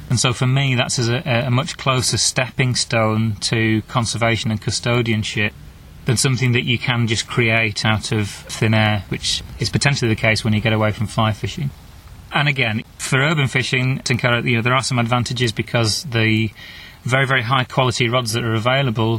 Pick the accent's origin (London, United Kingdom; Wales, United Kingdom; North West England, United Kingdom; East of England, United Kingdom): North West England, United Kingdom; Wigan; going back to where I was born in Wigan